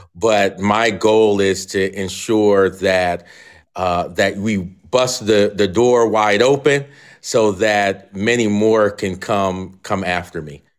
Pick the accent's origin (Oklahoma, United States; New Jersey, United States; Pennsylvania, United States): Pennsylvania, United States; Philadelphia; moved away as an adult; also born or lived in Alabama; now in Moscow, Idaho, United States; I'm from the Philadelphia area